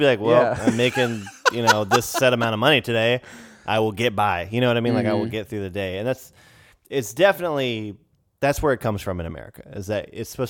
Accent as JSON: {"language": "English", "country": "United States", "said": "And I'm so grateful that that is an option for me"}